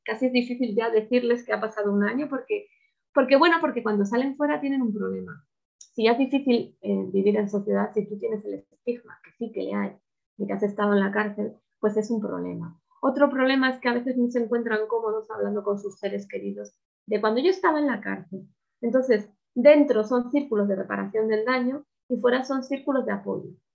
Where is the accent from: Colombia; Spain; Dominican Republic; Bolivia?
Spain; en España